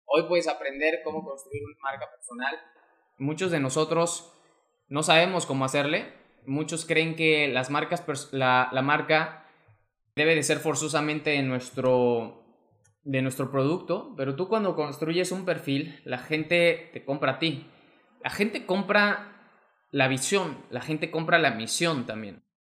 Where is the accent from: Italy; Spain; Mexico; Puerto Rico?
Mexico; mexicano, emprendedor y empresario